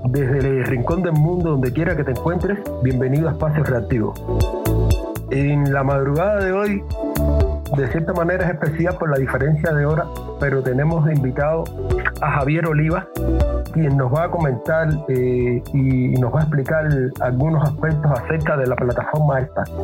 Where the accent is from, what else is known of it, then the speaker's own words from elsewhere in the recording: Cuba; now in Ecuador; fue cuando arribé mm. aquí a Ecuador, salí de Cuba.